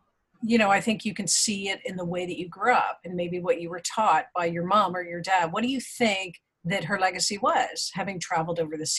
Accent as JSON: {"language": "English", "town": "Toronto", "region": "Ontario", "country": "Canada", "tie": "born or raised there", "said": "I grew up in Toronto"}